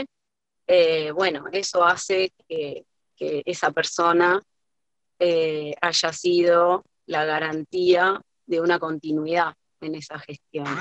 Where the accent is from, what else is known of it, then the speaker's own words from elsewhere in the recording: Argentina; nos define no solo como argentinos, sino también como latinoamericanos